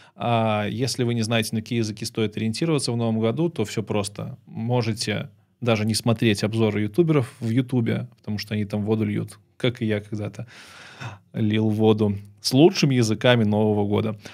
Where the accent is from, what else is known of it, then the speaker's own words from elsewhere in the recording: Belarus; moved away as an adult; also born or lived in Kyiv; now in Poland; так как я из Беларуси, я белорусским неплохо владею